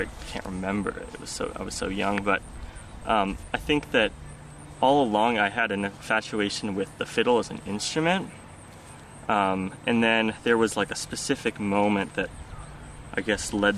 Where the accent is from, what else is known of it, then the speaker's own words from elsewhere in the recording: Olympia, Washington, United States; growing up in Olympia